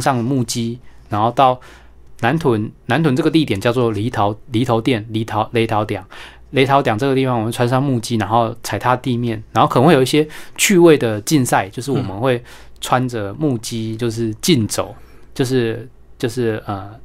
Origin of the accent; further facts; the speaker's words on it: Taiwan; 我们台湾人会 经常去，呃，进行的一种民俗的一种嗯。驱， 驱邪祈福的一个活动